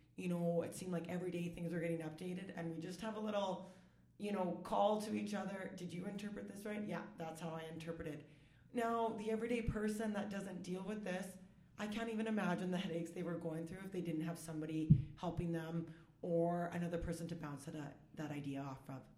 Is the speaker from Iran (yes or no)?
no; Saskatoon, Saskatchewan, Canada; I'm born and raised in Saskatoon